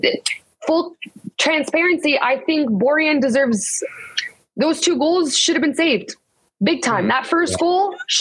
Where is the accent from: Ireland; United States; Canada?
Canada; I'm Canadian. I played for the Canadian team